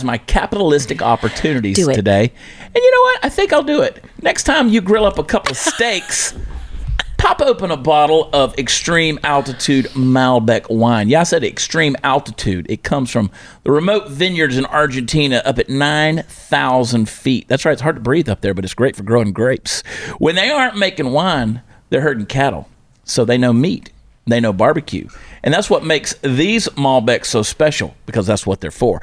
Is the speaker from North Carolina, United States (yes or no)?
no; Georgia, United States; moved away as an adult; now in Texas, United States; I was from Georgia